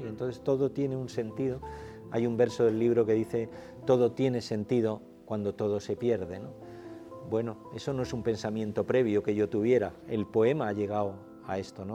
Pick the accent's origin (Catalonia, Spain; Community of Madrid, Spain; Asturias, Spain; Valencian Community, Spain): Asturias, Spain; moved away; allí en mi tierra, claro, Asturias